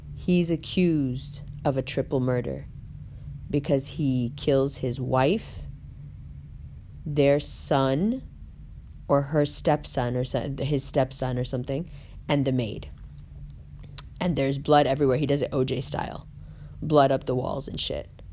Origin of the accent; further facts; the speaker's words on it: New York City, New York, United States; we grew up in Harlem together